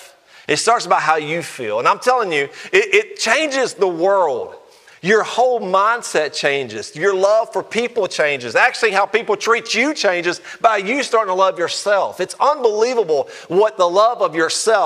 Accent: Alabama, United States; I'm from Alabama

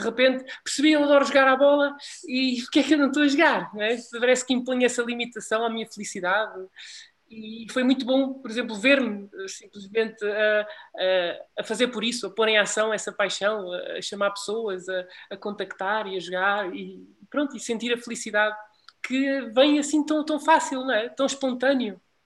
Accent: Portugal; eu como português

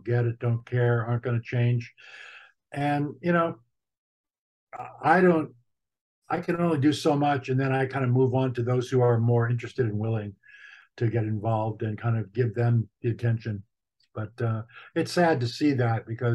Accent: United States; we Americans

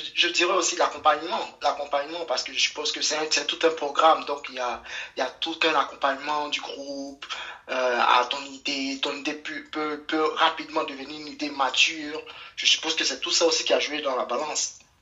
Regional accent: Côte d’Ivoire; chez nous en Côte d'Ivoire

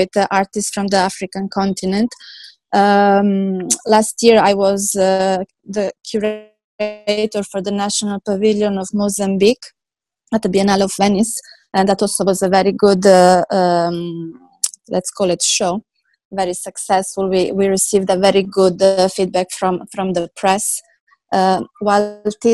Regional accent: Switzerland; moved away as an adult; also born or lived in Serbia; now in Dubai, United Arab Emirates; born in Serbia, and then I moved in Switzerland during the civil war in ex-Yugoslavia. In Switzerland, I finished my school as an accountant

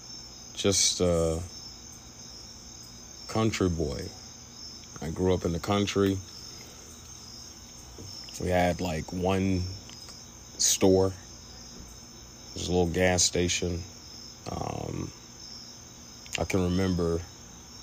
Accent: Reform, Mississippi, United States; also born or lived in Ackerman, Mississippi; I was born in Ackerman, but Reform is where I grew up.

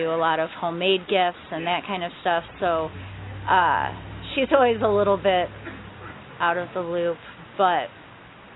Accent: Flushing, Michigan, United States; also born or lived in Flint, Michigan / New Lothrop, Michigan; I grew up in Flushing outside of Flint, but now I live in New Lothrop

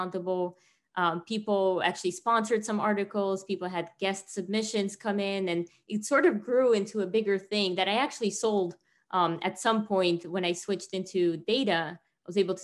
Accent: Tajikistan; moved away; me growing up in Tajikistan

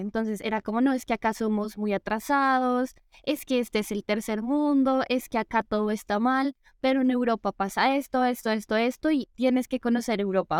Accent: Bogotá, Colombia; soy de Bogotá

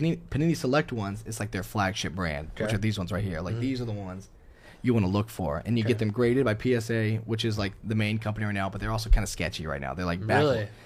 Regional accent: New York, United States; I grew up in New York, grew up watching Derek play

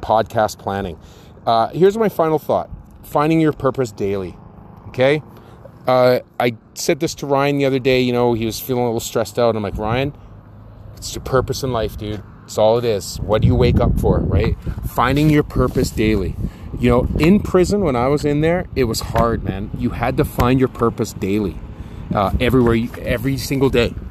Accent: Victoria, British Columbia, Canada; growing up in Victoria.

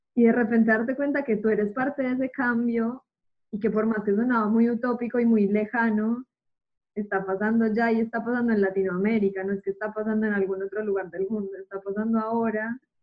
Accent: Medellín, Antioquia, Colombia; moved away as an adult; now in Buenos Aires, Argentina; estando ya casi seis años fuera de Colombia, como que seguía presente en Medellín

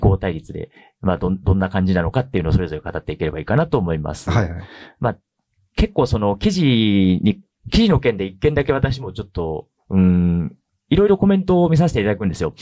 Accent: Tamba, Hyogo, Japan; now in Tokyo, Japan; 出身は兵庫県の丹波っていうところで本当に山の中でもうものすごい田舎なんですけれども

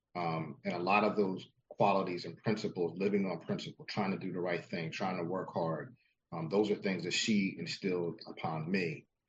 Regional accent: New Jersey, United States; I was born and raised in South Jersey.

